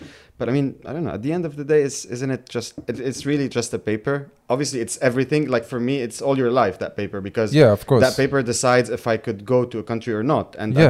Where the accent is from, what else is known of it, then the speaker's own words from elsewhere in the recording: Lebanon; now in London, United Kingdom; I grew up in Lebanon from a Palestinian family